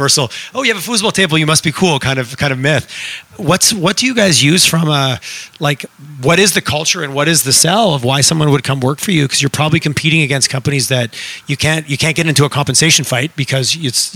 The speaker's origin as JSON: {"language": "English", "town": "Montreal", "region": "Quebec", "country": "Canada", "tie": "born or raised there", "said": "I grew up in Montreal"}